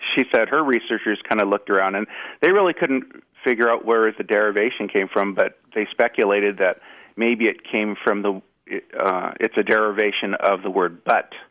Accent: Los Angeles, California, United States; I'm from the Los Angeles area, and I grew up a Dodgers fan

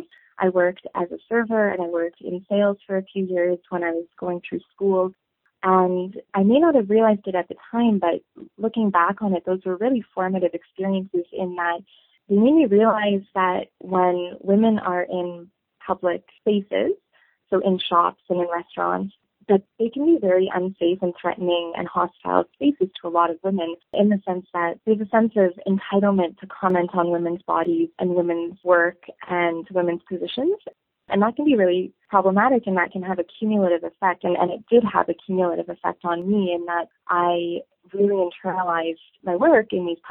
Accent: Toronto, Ontario, Canada; moved away as an adult; now in Saskatoon, Canada; I come from Toronto, and I come from a very culturally rich upbringing in an urban center

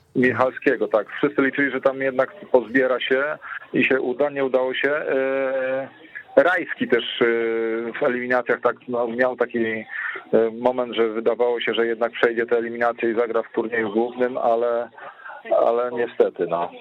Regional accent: Szczecin, West Pomeranian Voivodeship, Poland; u nas w Szczecinie

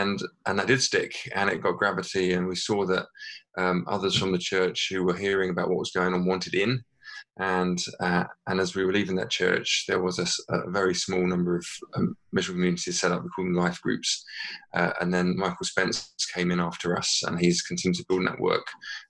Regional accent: England, United Kingdom; moved away as an adult; also born or lived in Northern Ireland; now in Limavady, United Kingdom; I'm from England originally, and Paul is from over here, but we've been over in Northern Ireland within the Methodist Church for about the past 11, 12 years.

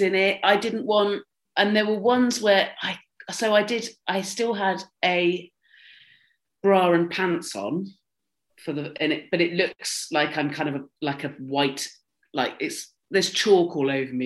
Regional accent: Dorset, South West England, United Kingdom; I grew up in Dorset where you had like a first school, a middle school, and an upper school.

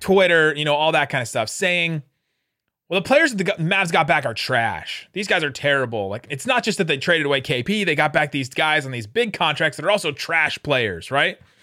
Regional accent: Cincinnati, Ohio, United States; moved away as an adult; now in Dallas, United States; I grew up in Cincinnati, went to, went to high school in Cincinnati, and then went to Dallas to go to college

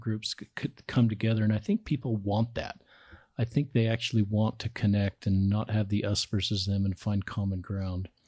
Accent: Salt Lake City, Utah, United States; growing up in Salt Lake

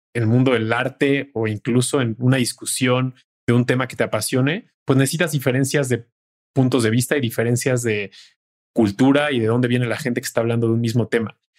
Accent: Mexico; como mexicanos, el humor es uno de los mejores, digamos que eh, válvulas de escape que tenemos

